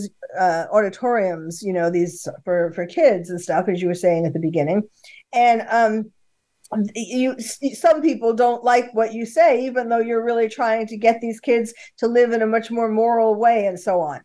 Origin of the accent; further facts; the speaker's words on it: New York City, New York, United States; now in California, United States; I was born and bred in New York City, although I was living in California by then